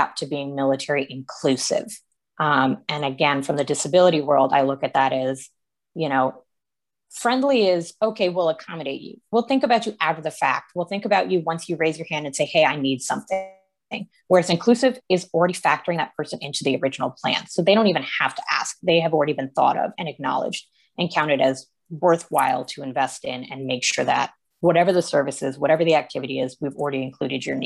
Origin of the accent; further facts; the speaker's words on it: New England, United States; I'm from New England